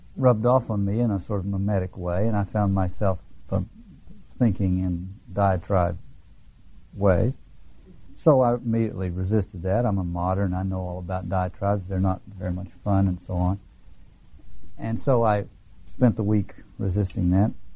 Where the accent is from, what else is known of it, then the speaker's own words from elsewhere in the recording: the South, United States; when I grew up in the South